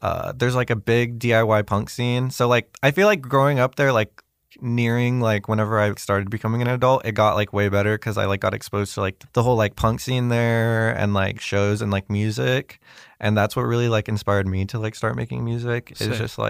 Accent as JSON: {"language": "English", "town": "Fresno", "region": "California", "country": "United States", "moved": "as an adult", "lives_now": "Los Angeles, United States", "said": "No, I just moved here like a few months ago. I'm actually from Fresno."}